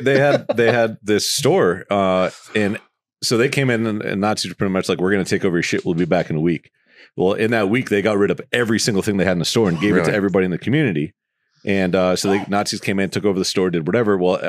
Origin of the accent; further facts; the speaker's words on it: United States; like my parents were both born in the United States, and I was born in the United States, so that makes me American.